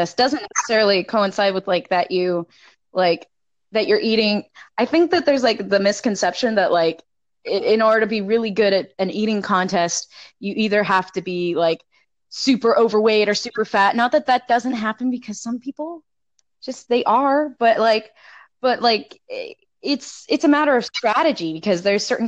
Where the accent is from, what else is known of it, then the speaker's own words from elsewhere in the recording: South Texas, United States; I'm originally from South Texas. I'm from the South